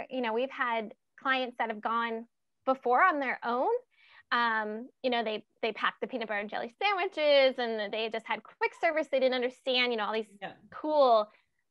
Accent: Virginia, United States; we're from Virginia

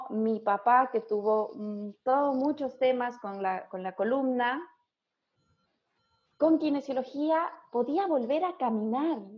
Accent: La Paz, Bolivia; Sí, estudié kinesiología en Bolivia, en la UNSA.

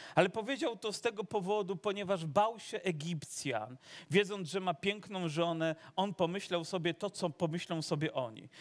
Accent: Dąbrowa Górnicza, Silesian Voivodeship, Poland; also born or lived in Zagórze (Sosnowiec); urodziłem się w Dąbrowie urodziłem się w Dąbrowie

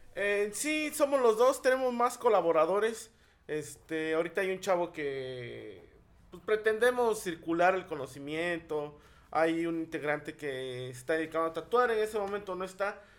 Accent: Tlacolula de Matamoros, Oaxaca, Mexico; Yo en lo personal tengo una relación de amor y odio con mi pueblo

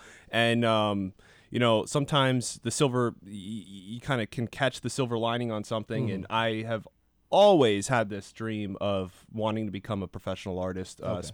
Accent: Bangor, Pennsylvania, United States; Bangor, Pennsylvania.

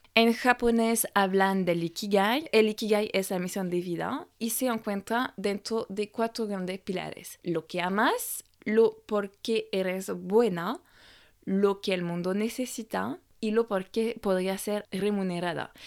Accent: France; Spanish is a second language; moved away as an adult; francesa y coach de imagen

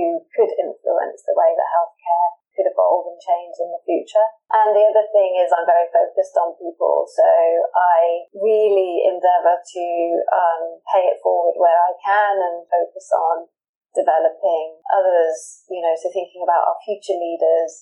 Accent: United Kingdom; moved away as an adult; now in Singapore; I'm originally from the UK, which I think you can tell from my accent.

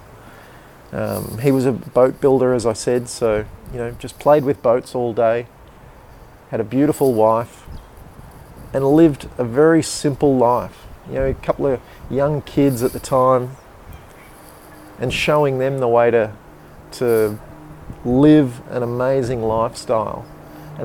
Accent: Canberra, Australian Capital Territory, Australia; born or raised there

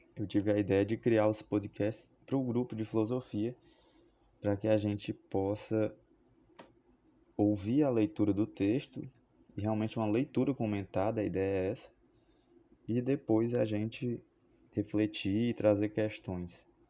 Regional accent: Fortaleza, Ceará, Brazil; Sou de Fortaleza, Ceará

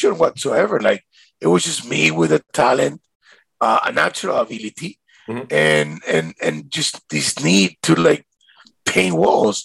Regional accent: Caracas, Capital District, Venezuela; now in Miami, United States; when I grew up in Venezuela

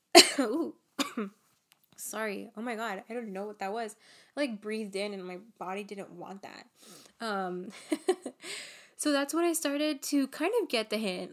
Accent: Los Angeles, California, United States; I was born and raised here in Los Angeles

